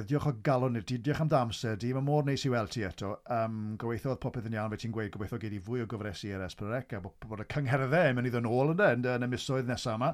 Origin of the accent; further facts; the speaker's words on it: Aberaeron, Wales, United Kingdom; un o Abereiron dwi'n reiddiol